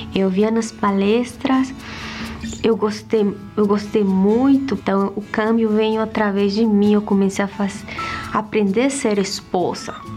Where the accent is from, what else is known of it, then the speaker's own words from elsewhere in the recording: Bolivia; eu sou da Bolívia